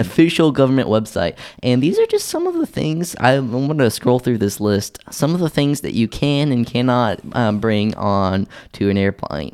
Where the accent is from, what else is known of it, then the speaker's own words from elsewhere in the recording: Tulsa, Oklahoma, United States; moved away; my hometown of Tulsa, Oklahoma